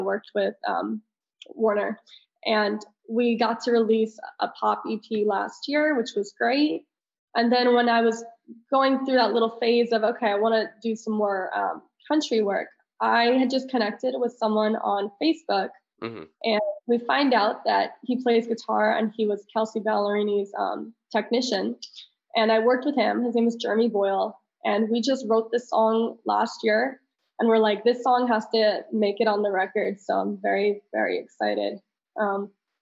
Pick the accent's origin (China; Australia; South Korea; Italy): Italy; moved away; I'm very international. I grew up in Italy